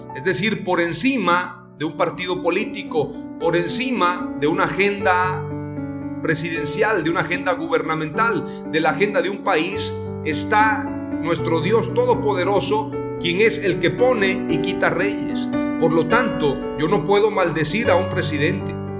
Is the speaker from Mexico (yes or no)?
yes; Mexico; Como mexicanos nos identificamos rápidamente